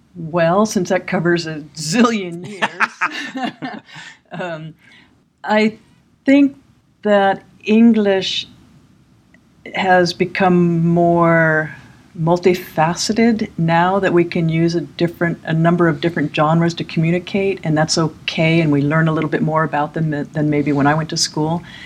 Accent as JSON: {"language": "English", "region": "California", "country": "United States", "moved": "as an adult", "lives_now": "Malmö, Sweden", "said": "like most Californians"}